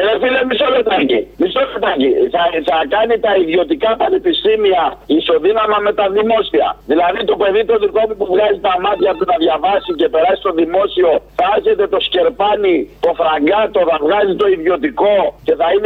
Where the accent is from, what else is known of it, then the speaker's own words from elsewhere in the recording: Menidi, Attica, Greece; Είμαι ο θεολόγο από το Μενίδη.